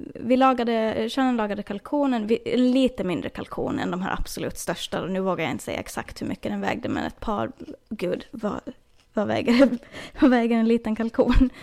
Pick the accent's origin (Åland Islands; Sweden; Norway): Åland Islands; now in Florida, United States; hemma på Åland